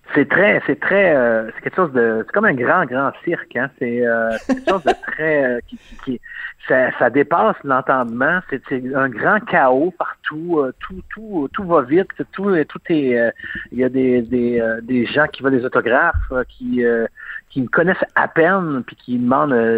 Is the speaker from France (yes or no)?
no; Quebec, Canada